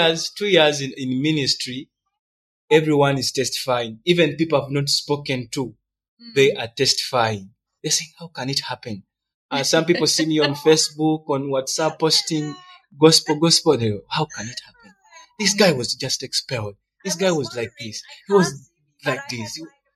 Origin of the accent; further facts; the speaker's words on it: Uganda; also born or lived in Rwanda; I'm Rwandan. I'm Ugandan.